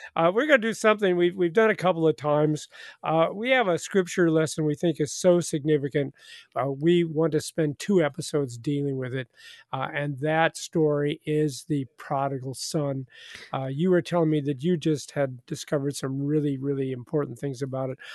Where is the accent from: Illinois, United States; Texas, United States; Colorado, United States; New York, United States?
Illinois, United States; New Athens; I'm in my hometown of New Athens right now